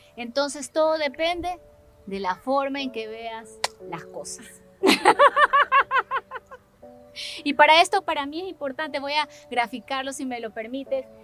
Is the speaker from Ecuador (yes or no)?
yes; Ecuador; Soy ecuatoriana, efectivamente, de, familia ecuatoriana, humilde, sencilla, sensible